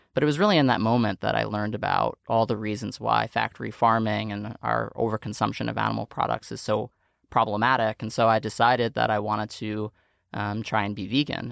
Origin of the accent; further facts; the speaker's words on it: New York City, New York, United States; I grew up in Staten Island, New York